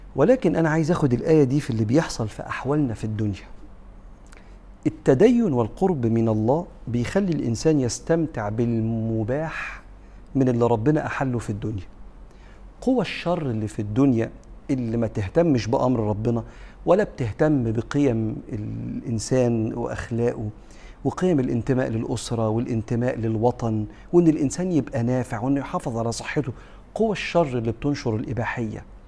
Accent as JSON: {"language": "Arabic", "country": "Egypt", "said": "احنا كمصريين"}